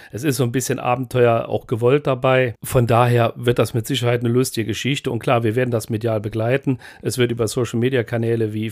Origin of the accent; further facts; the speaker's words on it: Pluwig, Rhineland-Palatinate, Germany; born there; Ja, Pluwig, genau.